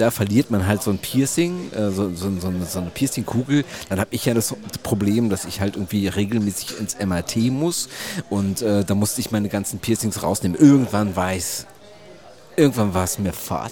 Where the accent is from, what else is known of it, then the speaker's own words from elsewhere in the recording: Germany; bei uns in Deutschland